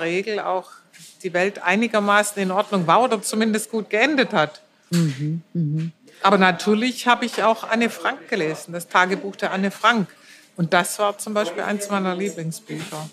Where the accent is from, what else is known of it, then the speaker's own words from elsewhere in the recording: Germany; bei uns in Deutschland